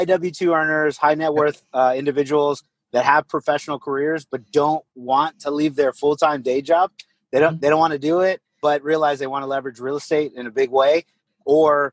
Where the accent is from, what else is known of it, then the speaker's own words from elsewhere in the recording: Corpus Christi, Texas, United States; also born or lived in San Antonio, Texas; I'm originally from Corpus Christi, Texas. So I grew up, you know, kind of beach town